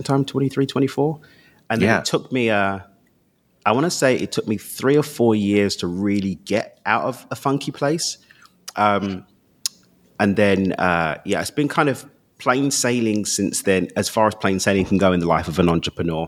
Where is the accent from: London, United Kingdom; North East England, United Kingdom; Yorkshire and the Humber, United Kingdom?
London, United Kingdom; Born and raised in East London